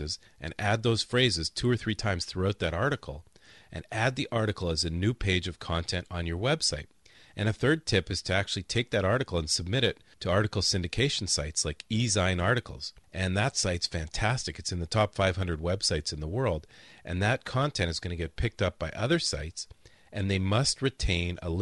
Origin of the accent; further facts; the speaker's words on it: Canada; moved away; We're both Canadians